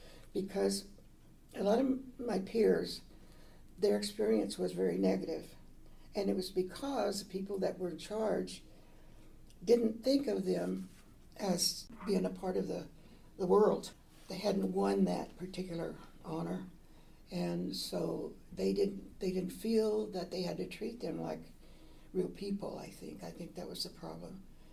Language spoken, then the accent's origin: English; northeastern Oklahoma, United States; I was born in northeastern Oklahoma. My father was full blood, my mother only half.